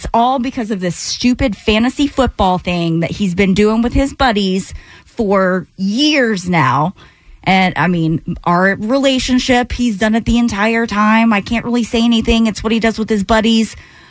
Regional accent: the South, United States; I mean, I was born and raised in the South.

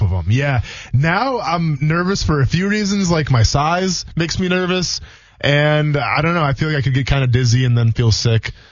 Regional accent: Wisconsin, United States; now in Florida, United States; I'm from Wisconsin

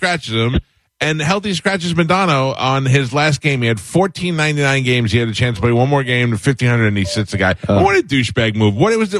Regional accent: New York, United States; now in Tampa, United States; I grew up in New York.

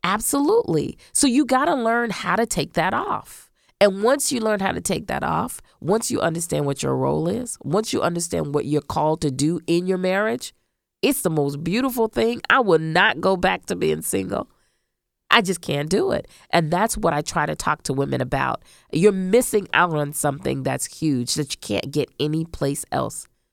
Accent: Central Florida, United States; I grew up in Central Florida

